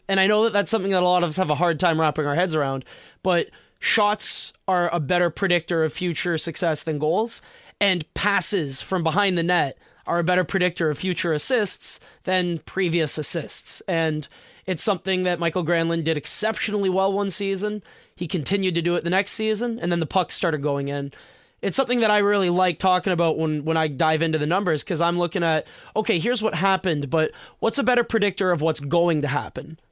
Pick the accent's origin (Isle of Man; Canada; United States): Canada; I'm such a Canadian, I've always pronounced it route